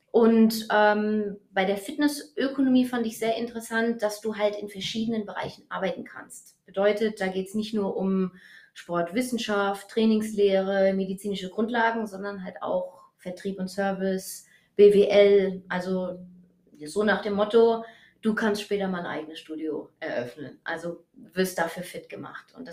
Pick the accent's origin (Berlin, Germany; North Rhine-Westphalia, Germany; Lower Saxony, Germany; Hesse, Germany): Hesse, Germany; Eppstein; Also ich bin 33 Jahre alt. Ich komme aus Eppstein